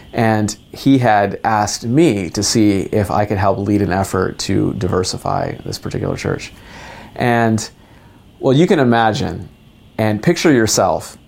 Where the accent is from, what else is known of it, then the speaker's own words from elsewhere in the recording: United States; being ethnically Indian in America